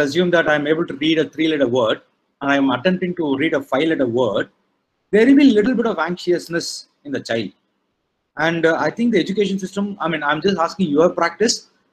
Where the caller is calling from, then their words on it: Chennai, Tamil Nadu, India; I'm calling from Chennai.